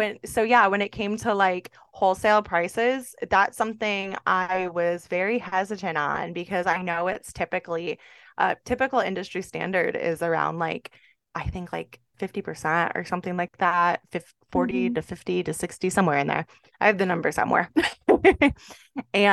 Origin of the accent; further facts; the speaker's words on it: Jamestown, New York, United States; moved away as an adult; now in Tampa, United States; a boutique in my hometown, Jamestown, New York